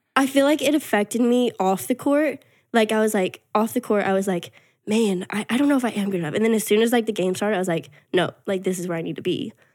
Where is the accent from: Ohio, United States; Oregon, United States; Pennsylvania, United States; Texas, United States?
Texas, United States; moved away as an adult; also born or lived in Arkansas; I'm from Texas originally